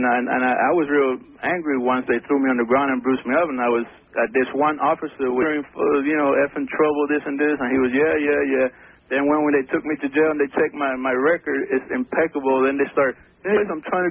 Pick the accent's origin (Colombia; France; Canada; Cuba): Colombia; now in Miami, United States; from Colombia.